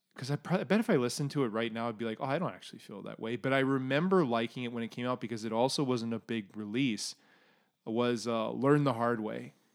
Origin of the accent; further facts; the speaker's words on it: Canada; anyone who's gone anywhere as Canadian